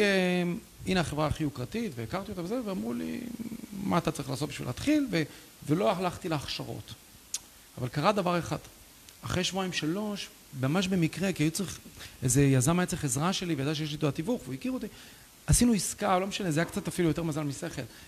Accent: Ra'anana, Central District, Israel; moved away; also born or lived in Canada / Lithuania; העיר הזאת, גדלנו בשיכון, אבל מאוד השפיעה עליי

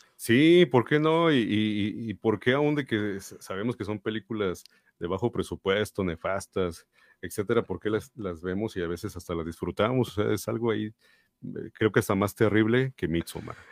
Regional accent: Mexico; nosotros como mexicanos

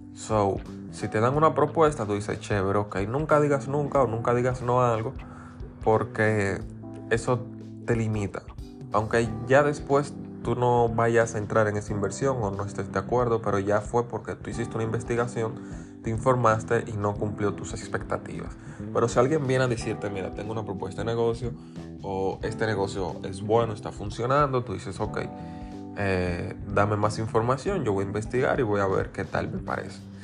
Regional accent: Dominican Republic; aquí en República Dominicana

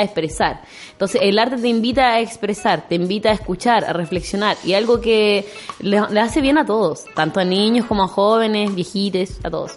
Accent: Puerto Montt, Los Lagos, Chile; soy de Puerto Montt

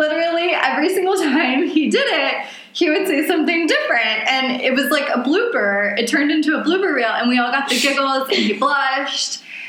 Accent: the South, United States; accent: Southern; I want my Southern accent back

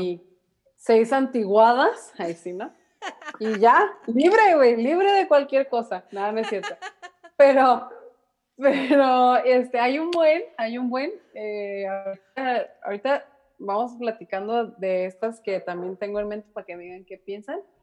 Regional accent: Mexico; como mexicanas, hijas de mexicanas, nietas de mexicanos

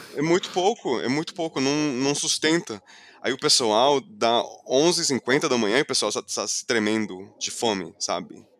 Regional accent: Fort Lauderdale, Florida, United States; Portuguese is a second language; moved away as an adult; now in São Paulo, Brazil; Eu nasci, cresci do lado da praia

